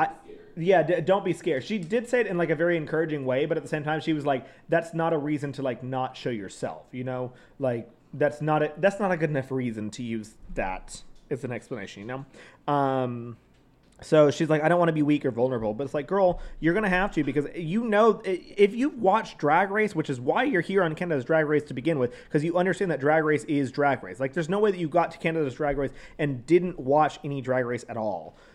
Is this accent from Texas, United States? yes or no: yes; Texas, United States; accent: Southern; growing up in Texas